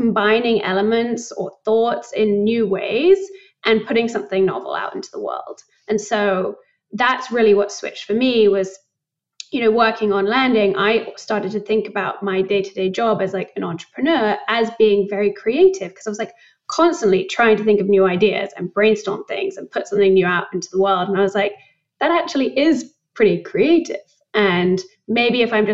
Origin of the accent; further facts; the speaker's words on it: United Kingdom; moved away as an adult; also born or lived in London; now in New York, United States; I moved back to the UK and I spent like all of my childhood there. Grew up just outside of London.